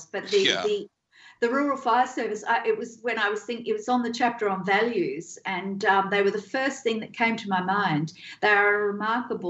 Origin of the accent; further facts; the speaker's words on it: Australia; having been born and bred in Australia